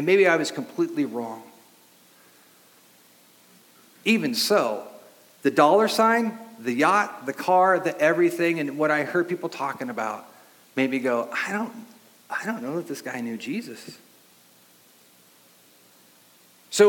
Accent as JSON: {"language": "English", "town": "Long Beach", "region": "California", "country": "United States", "tie": "born or raised there", "said": "the house I grew up in Long Beach"}